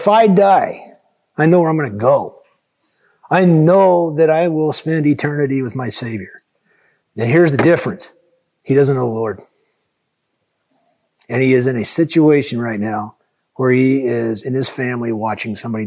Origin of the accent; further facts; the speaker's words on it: United States; as an American